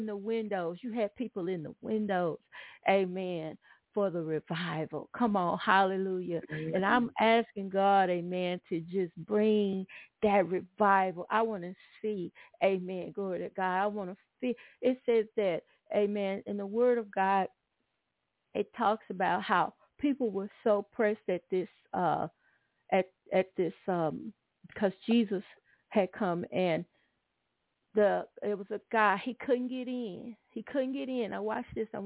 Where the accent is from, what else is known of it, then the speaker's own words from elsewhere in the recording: Atlanta, Texas, United States; now in Houston, United States; I was coming up and revival came to our little town in Atlanta, Texas